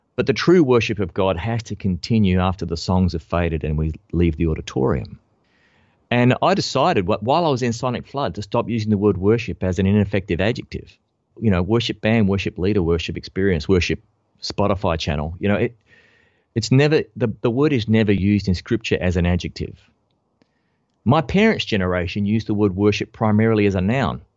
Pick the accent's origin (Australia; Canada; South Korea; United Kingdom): Australia; I'm an Australian bass player.